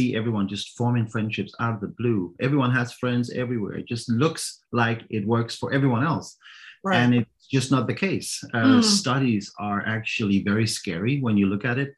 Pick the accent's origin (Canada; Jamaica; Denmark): Denmark; English is a second language; now in Copenhagen, Denmark; I grew up about 2 hours away from Copenhagen